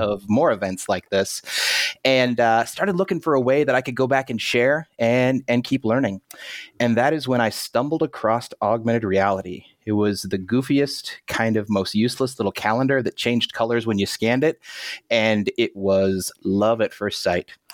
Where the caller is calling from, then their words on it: Marion, Iowa, United States; I'm calling in from Marion, Iowa.